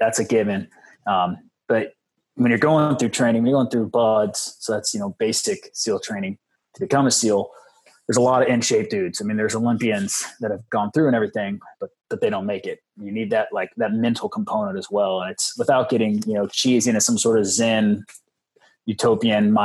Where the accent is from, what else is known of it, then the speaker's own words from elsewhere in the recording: Orange County, Southern California, United States; I'm from Orange County, Southern California.